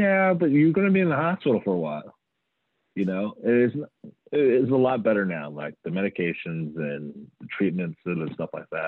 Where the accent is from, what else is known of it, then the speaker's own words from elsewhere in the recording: Atlanta, Georgia, United States; I did grow up, I'm from Atlanta